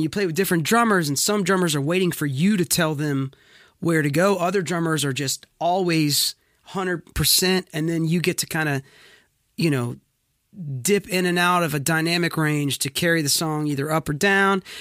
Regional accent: Wilmington, North Carolina, United States; now in Franklin, United States; I was born and raised in Wilmington, North Carolina

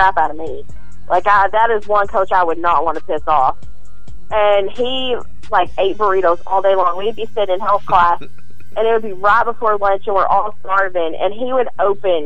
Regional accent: Texas, United States; I'm from Texas

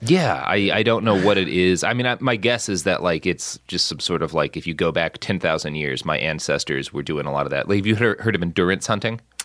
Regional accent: Plano, Texas, United States; moved away; also born or lived in Oklahoma / Los Angeles; I grew up so much in Plano

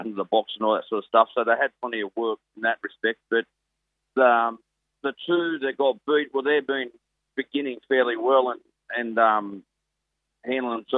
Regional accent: Richmond, New South Wales, Australia; I'm from Richmond

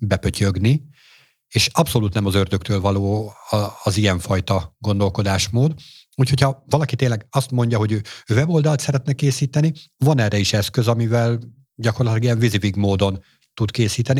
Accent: Hungary; tőzsgyökeres magyarként

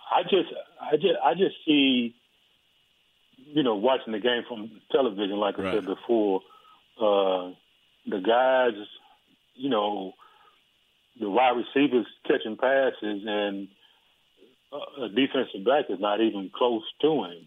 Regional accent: Dallas, Texas, United States; also born or lived in Houston, Texas; I was born in Parkland Hospital

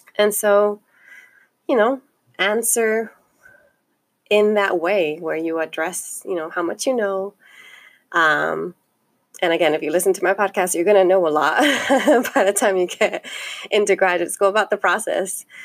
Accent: Los Angeles, California, United States; I come from the Northeast San Fernando Valley, and I am um, a daughter of immigrants, and I self identify as Chicana

